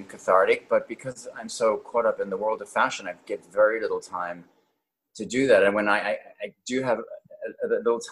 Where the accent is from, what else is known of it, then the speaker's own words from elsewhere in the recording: Cape Town, Western Cape, South Africa; moved away as an adult; also born or lived in Johannesburg, South Africa; now in New York City, United States; I was born in Johannesburg, South Africa, and I grew up in Cape Town, and then I went back to Johannesburg to finish my high school